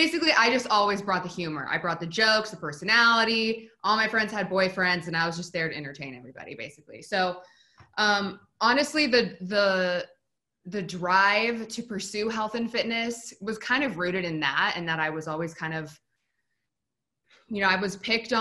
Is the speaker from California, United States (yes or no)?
no; Spokane, Washington, United States; moved away; I'm originally from Spokane, Washington, which is a pretty small town